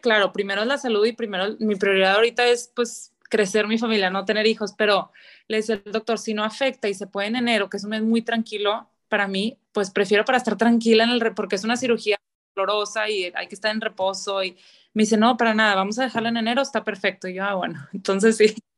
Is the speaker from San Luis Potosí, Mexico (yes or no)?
no; Monterrey, Nuevo León, Mexico; toda la vida he vivido aquí en, Monterrey